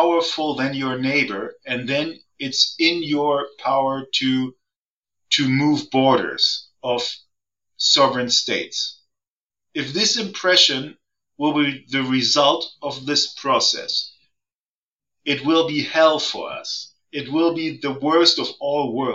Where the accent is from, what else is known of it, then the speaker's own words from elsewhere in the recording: Germany; also born or lived in Hamburg; I'm from Germany